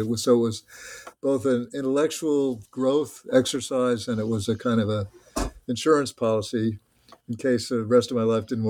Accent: New Jersey, United States; So I went to work for the Model Cities Program in Trenton, New Jersey, which was the capital of my home state

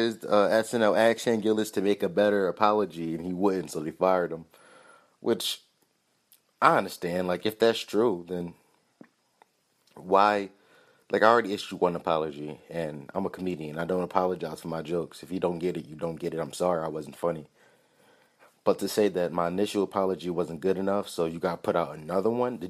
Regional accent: Philadelphia, Pennsylvania, United States; But the kid, like, he's a Philly guy, and I'm from Philly, and I've been in Chinatown in Philadelphia, and I seen ducks hanging in windows.

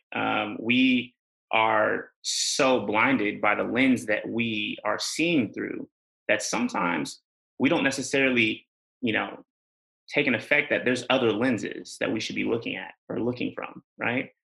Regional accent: Bay Area, California, United States; also born or lived in England; I'm from California, you know, I'm from the Bay Area

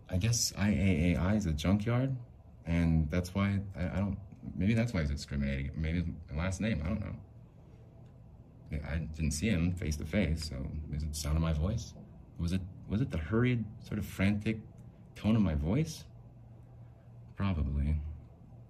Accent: Salt Lake City, Utah, United States; I'm from Salt Lake. I'm in the dystopian present of Salt Lake.

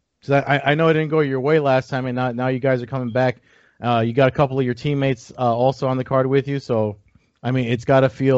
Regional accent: New Jersey, United States; I'm from New Jersey

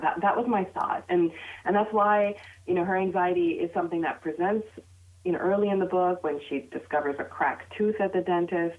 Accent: United States; my identity as a Pakistani American Muslim child of immigrants

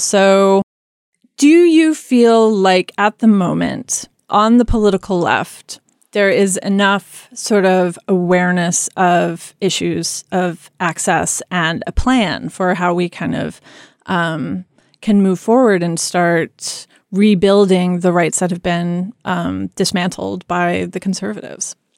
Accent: Kansas, United States; I grew up in Kansas

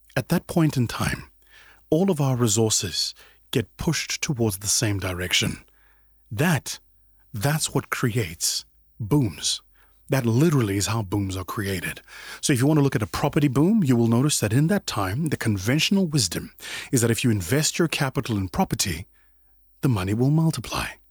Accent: South Africa; my home country, South Africa

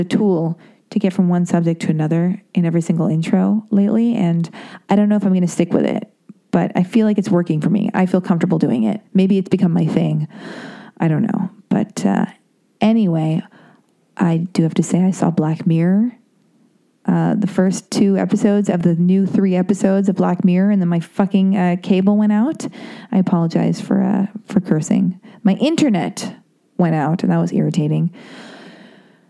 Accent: Los Angeles, California, United States; I was born and raised in Laurel Canyon

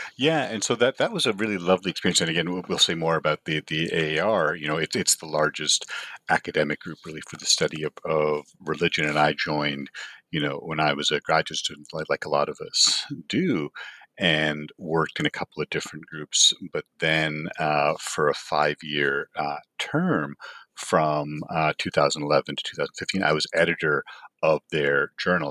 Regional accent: Canada; moved away as an adult; also born or lived in Toronto; now in Los Angeles, United States; I grew up in Canada

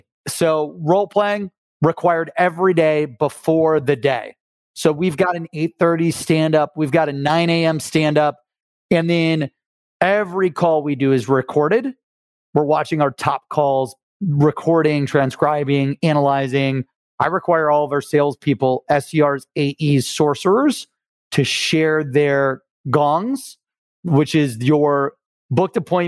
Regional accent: Akron, Ohio, United States; also born or lived in Cleveland; I'm from Cleveland in Akron

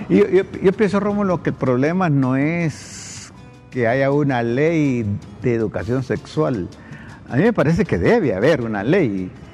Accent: Honduras; acá en mi país

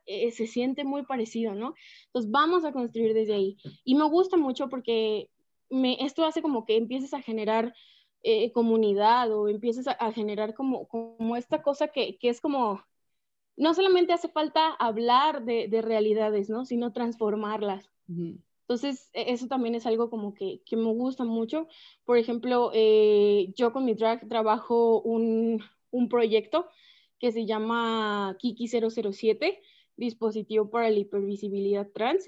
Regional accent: Guadalajara, Jalisco, Mexico; soy de Guadalajara, Jalisco, la tierra del drag actualmente.

